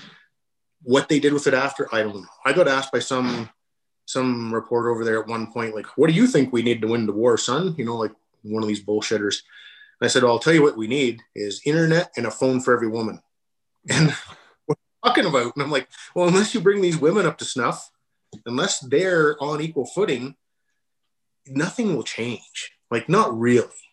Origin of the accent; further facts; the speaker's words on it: Canada; We're not American. We're Canadian